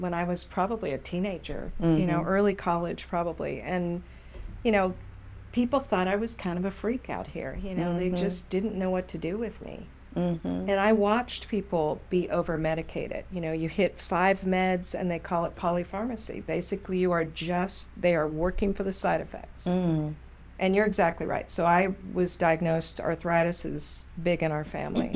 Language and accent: English; Southern California, United States; moved away; California, raised in Southern, moved to Northern